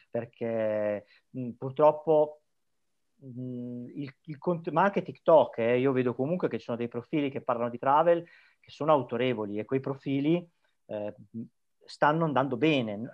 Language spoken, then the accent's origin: Italian; Emilia-Romagna, Italy; accent: Emilian; moved away as an adult; now in Tenerife, Spain; originario, forse l'accento si sente, sono emiliano